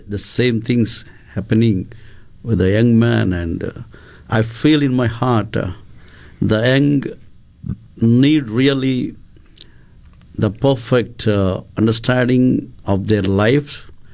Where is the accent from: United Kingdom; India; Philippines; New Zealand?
India; I'm from India